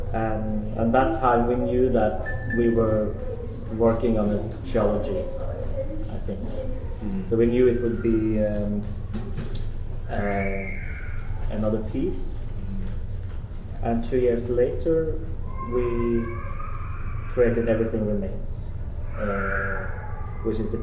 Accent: Norway; now in Copenhagen, Denmark; I'm a Norwegian scenographer

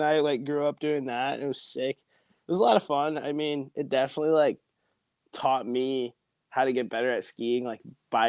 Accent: Portage, Michigan, United States; also born or lived in Detroit, Michigan; After I was adopted from the Detroit area, I moved to this little town called Portage, Michigan. It's not that small. But lived there

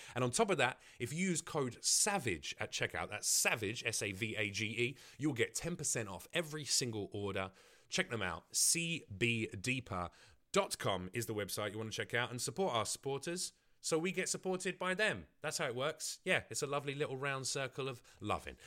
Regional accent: London, United Kingdom; growing up in East London

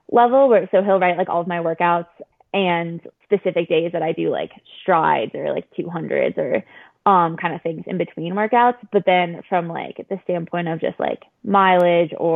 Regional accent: Lake Forest, Illinois, United States; moved away; also born or lived in Boston; I'm from outside of Chicago

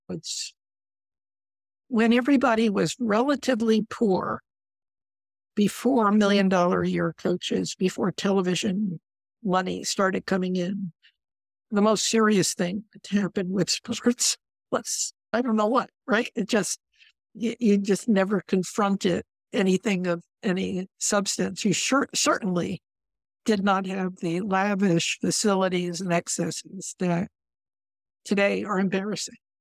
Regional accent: Connecticut, United States; I come from Connecticut

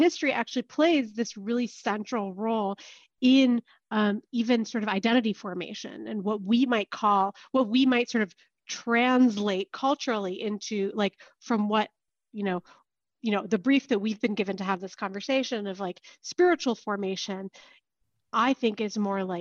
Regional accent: Palo Alto, California, United States; moved away; also born or lived in Israel; I was born and raised in Palo Alto, Northern California

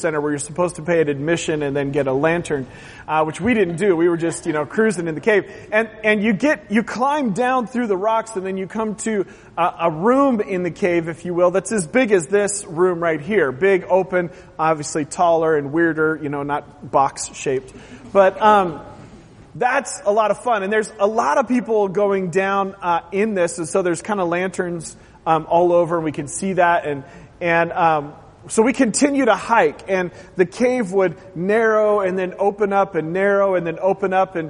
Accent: Oregon, United States; moved away; I grew up in Oregon

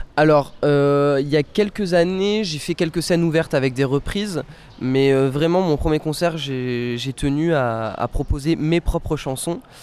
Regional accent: Bordeaux, Nouvelle-Aquitaine, France; Je suis né à Bordeaux, je vis à Bordeaux, j'ai pas quitté Bordeaux

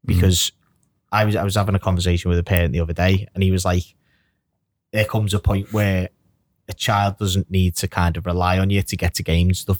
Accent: Birkenhead, North West England, United Kingdom; I'm from Birkenhead

